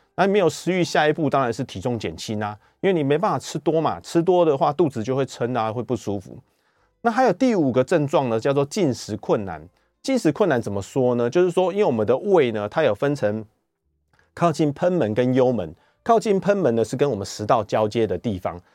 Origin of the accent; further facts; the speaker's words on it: Taiwan; 我们台湾人